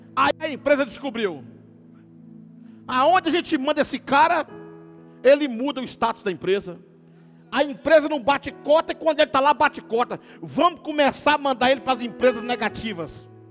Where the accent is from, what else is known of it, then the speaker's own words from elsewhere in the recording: Teófilo Otoni, Minas Gerais, Brazil; moved away as an adult; now in Governador Valadares, Brazil; Eu, eu nasci em Cafotone, morei minha vida inteira lá